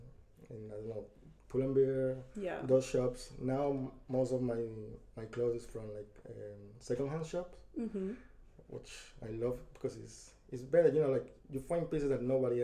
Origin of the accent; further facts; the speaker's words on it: Spain; moved away as an adult; also born or lived in Ecuador; now in Ireland; I was born in Ecuador, but I moved to Spain when I was a child, and then I've been in Ireland since like 6 years ago.